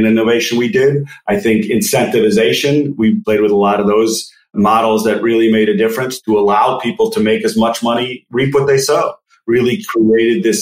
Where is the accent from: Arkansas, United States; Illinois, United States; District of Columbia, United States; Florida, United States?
Illinois, United States; Chicago; also born or lived in Philadelphia; Grew up in the north suburbs of Chicago